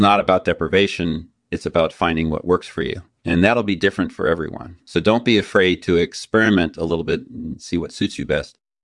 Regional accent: Outback, Australia; I was born and raised in the Australian outback

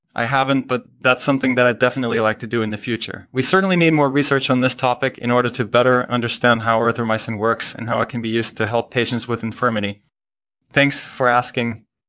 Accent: Belgium; moved away as an adult; also born or lived in Maryland, United States; now in Montreal, Canada; I grew up in Belgium

